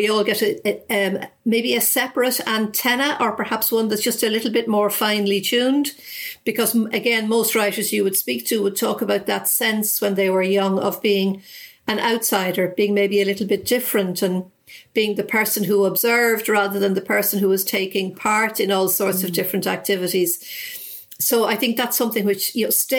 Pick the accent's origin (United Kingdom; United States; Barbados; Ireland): Ireland; where I lived